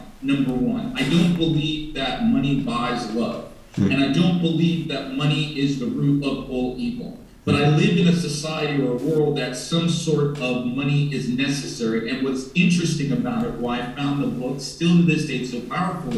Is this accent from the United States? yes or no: yes; United States; moved away as an adult; now in Saudi Arabia; growing up in the United States of America